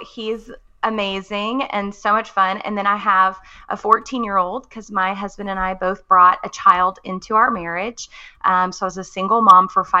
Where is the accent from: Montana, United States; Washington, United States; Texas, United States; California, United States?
Texas, United States; moved away as an adult; now in Missouri, United States; I am a Texas girl living in the Midwest. I was born and raised in Texas